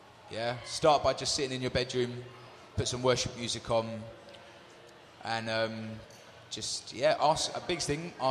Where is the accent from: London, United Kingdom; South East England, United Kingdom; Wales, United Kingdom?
London, United Kingdom; So we're from London. I'm used to seeing concrete buildings